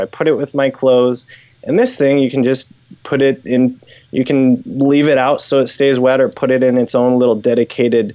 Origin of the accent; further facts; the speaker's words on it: United States; I grew up doing in the States